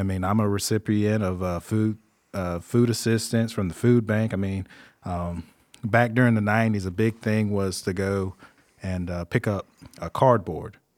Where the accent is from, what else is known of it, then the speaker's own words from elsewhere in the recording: Greer, South Carolina, United States; I'm from Greer, born and raised, been there all my life.